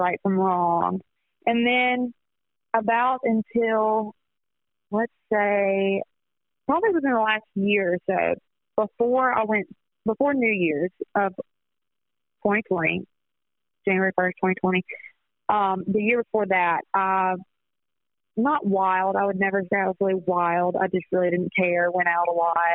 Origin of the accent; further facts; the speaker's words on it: Hattiesburg, Mississippi, United States; I'm from Hattiesburg